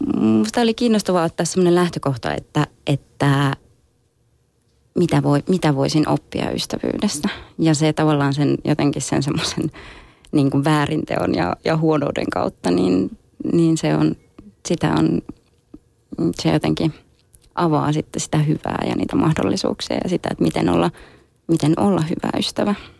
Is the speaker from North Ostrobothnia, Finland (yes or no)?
no; Kajaani, Kainuu, Finland; mä oon syntynyt Kajaanissa